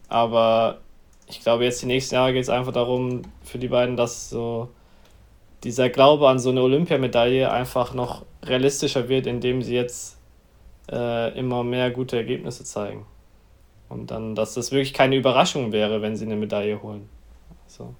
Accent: near Messel, Hesse, Germany; in der Nähe von meiner Heimatstadt.

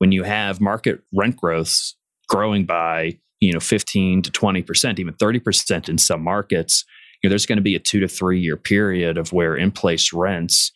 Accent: Indianapolis, Indiana, United States; born and raised in Indianapolis.

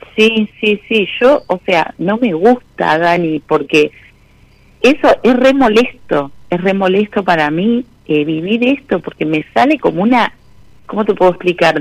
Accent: La Plata, Buenos Aires Province, Argentina; Soy de La Plata

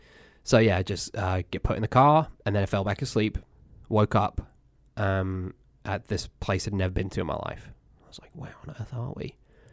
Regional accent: Cambridge, East of England, United Kingdom; So yes, anyway, I grew up in England. I was born in Cambridge, born at a hospital there.

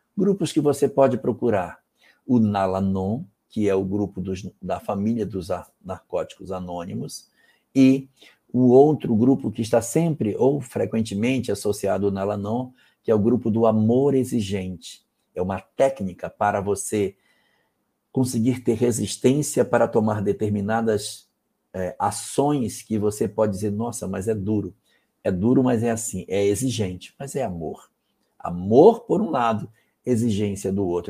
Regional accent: Amapá, Brazil; o estado onde eu nasci

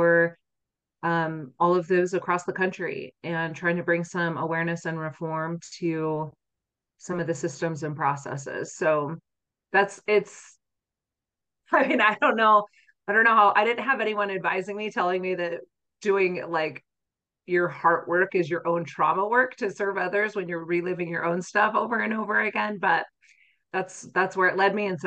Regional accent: Utah, United States; I grew up here in Utah

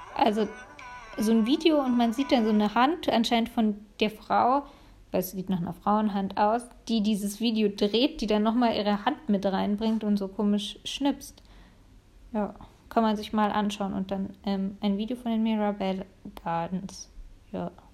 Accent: Munich, Bavaria, Germany; als Münchnerin

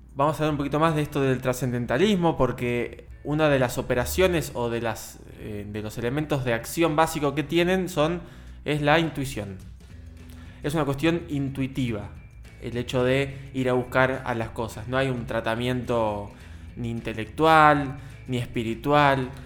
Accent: Argentina; todos nosotros como argentinos

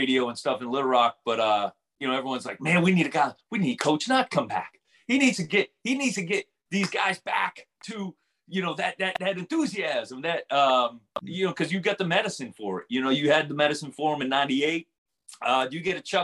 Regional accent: Everett, Massachusetts, United States; moved away as an adult; also born or lived in Fayetteville, Arkansas; I grew up in Everett, Massachusetts, and I went to Fayetteville, Arkansas

